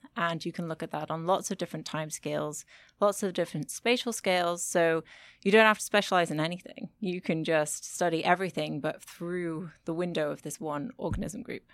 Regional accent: United Kingdom; moved away as an adult; also born or lived in Germany; now in Frankfurt, Germany; I am a British scientist, but I currently live and work in Germany at the Goethe Universität.

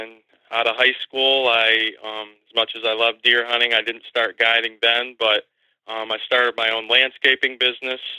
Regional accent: Bradford, Pennsylvania, United States; I grew up here in right outside of Bradford, Pennsylvania, in McKean County. I've lived here my whole life.

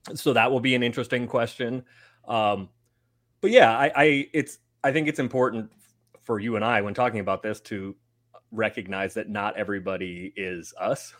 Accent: San Francisco, California, United States; I'm from San Francisco

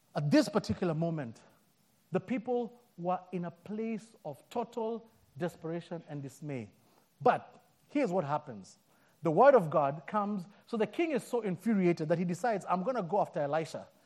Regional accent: Kenya; moved away; I'm born and raised in Africa, in Kenya

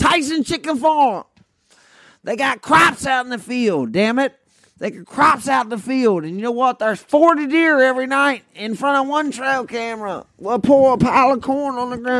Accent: the South, United States; growing up in Southern dog hunting culture

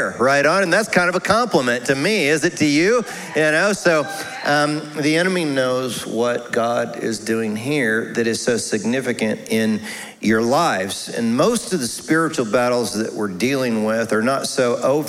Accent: United States; we're that American culture

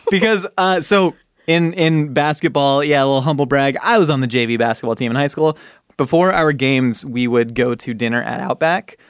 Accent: California, United States; growing up in California

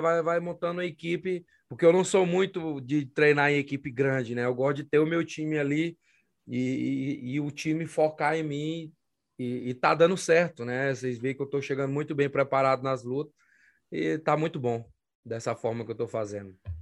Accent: Tucumã, Pará, Brazil; now in Las Vegas, United States; quando você está no sul do Pará, meu amigo, que é longe de tudo, né? Fim do mundo, que lá, lá na minha cidade, Tucumã

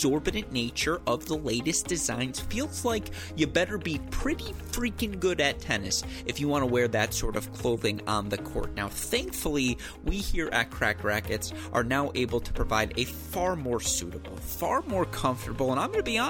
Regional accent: Franklin, Michigan, United States; moved away; also born or lived in Washington, D.C.; my hometown of Franklin, Michigan.

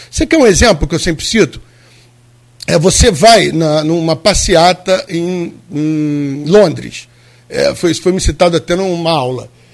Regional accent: Rio de Janeiro, Brazil; Eu vivi minha vida inteira no Rio de Janeiro

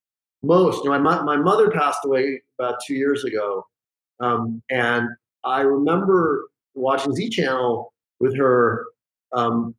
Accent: Los Angeles, California, United States; I grew up in the Pacific Palisades, Santa Monica area

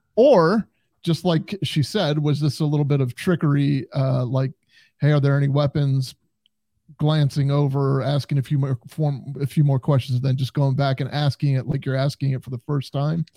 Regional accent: United States; growing up on the Canadian border as I did

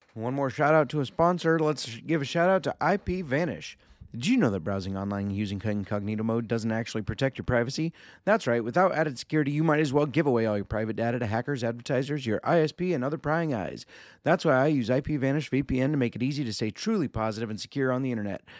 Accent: Iowa, United States; in my home state of iowa

